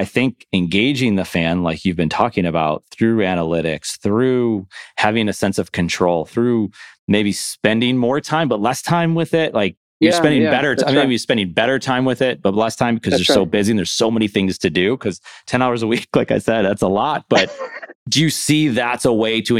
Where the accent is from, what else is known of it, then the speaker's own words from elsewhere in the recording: Buffalo, New York, United States; moved away; I'm originally from Buffalo, New York